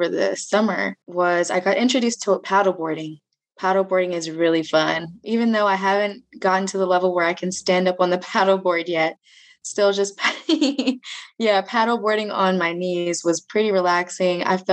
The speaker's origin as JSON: {"language": "English", "town": "Raleigh", "region": "North Carolina", "country": "United States", "moved": "as an adult", "lives_now": "Boone, United States", "said": "I'm from Raleigh, North Carolina, originally."}